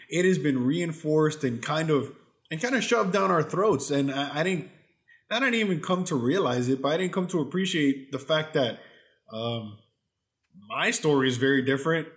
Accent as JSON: {"language": "English", "town": "Miami", "region": "Florida", "country": "United States", "tie": "born or raised there", "moved": "as an adult", "lives_now": "Texas, United States", "said": "born and raised in Miami my whole life"}